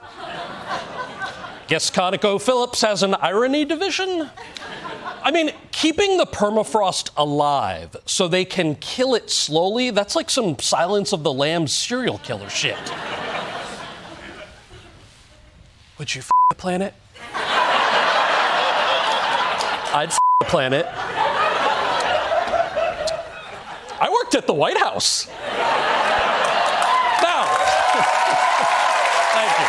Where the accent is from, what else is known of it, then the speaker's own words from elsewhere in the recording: New Jersey, United States; my home state of New Jersey.